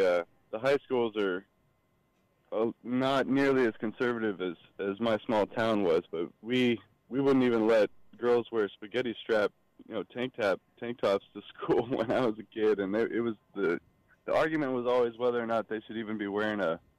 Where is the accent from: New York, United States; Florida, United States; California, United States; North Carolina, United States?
California, United States; Chico; now in San Diego, United States; I grew up in Chico, California, Northern California. It's a beautiful little small town.